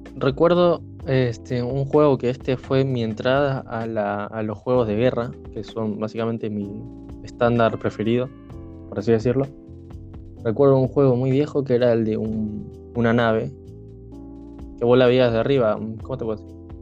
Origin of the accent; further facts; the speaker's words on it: Rosario, Santa Fe, Argentina; de la ciudad de Rosario